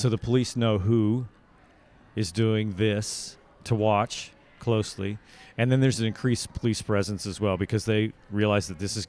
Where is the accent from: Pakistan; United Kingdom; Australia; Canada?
Australia; accent: Australian; My Australian accent. That's about as good as it gets. I don't really practice accents. Since I already have one, I try to stick with that one.